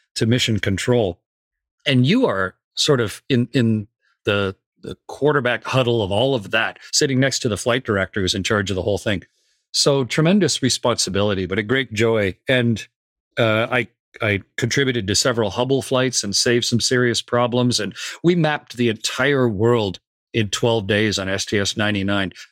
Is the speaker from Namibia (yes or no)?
no; Canada; I was a test pilot with the U S Air Force and the U S Navy as a Canadian.